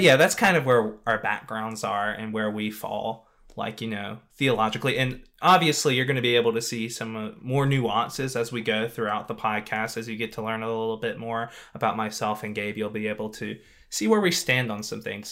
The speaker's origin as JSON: {"language": "English", "region": "Louisiana", "country": "United States", "moved": "yes", "said": "I'm actually from Louisiana"}